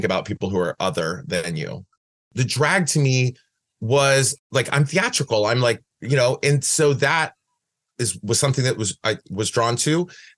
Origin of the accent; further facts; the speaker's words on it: Van Wert, Ohio, United States; moved away as an adult; also born or lived in Cleveland, Ohio; now in San Francisco, United States; I was born in Van Wert, Ohio.